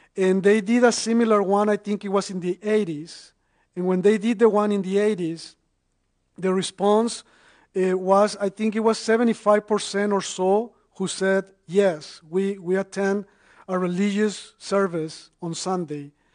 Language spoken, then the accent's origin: English; Mexico; now in North Carolina, United States; I, am originally from Mexico and, and I've been in the United States since 2003. So, so I'm an immigrant